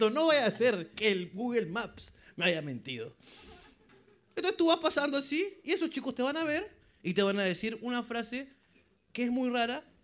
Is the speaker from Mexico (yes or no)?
no; Peru; Uno como peruano dice, puta madre, me pica.